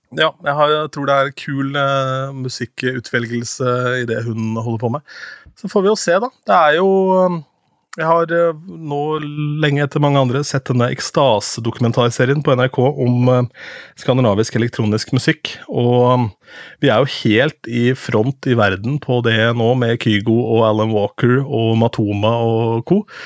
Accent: Askim, Østfold, Norway; moved away; da drev jeg med TV på Ung TV hjemme i Askim

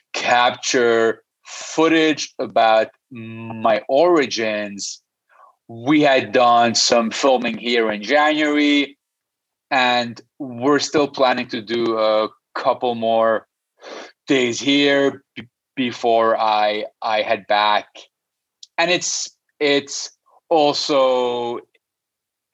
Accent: Lebanon; moved away as an adult; now in Toronto, Canada; I was born and raised in the Middle Eastern Lebanon, and my background is Armenian

